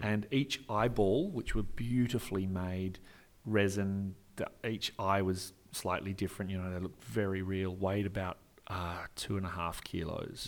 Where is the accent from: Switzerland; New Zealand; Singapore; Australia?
Australia; Perth, Western Australia; I'm an actor from Perth, Western Australia